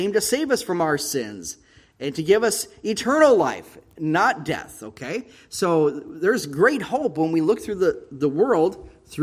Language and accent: English; United States; moved away as an adult; now in Israel; us as American expats